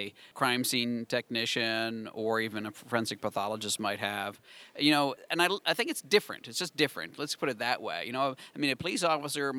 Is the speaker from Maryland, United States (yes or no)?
yes; Maryland, United States; moved away as an adult; now in North Carolina, United States; my home state, well, I'm in North Carolina now, but I used to be in Maryland